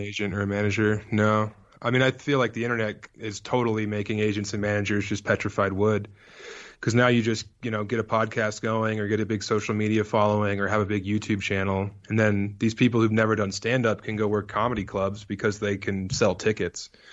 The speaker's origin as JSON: {"language": "English", "town": "Elizabeth", "region": "Colorado", "country": "United States", "tie": "born or raised there", "also_born_or_lived": "Denver, Colorado / Las Vegas, Nevada", "moved": "as an adult", "said": "I'm from eastern Colorado. I'm from, like, an hour and a half away from Kansas and about an hour away from Denver"}